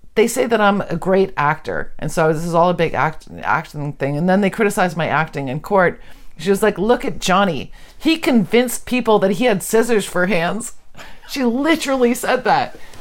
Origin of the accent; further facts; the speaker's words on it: Canada; we're Canadian.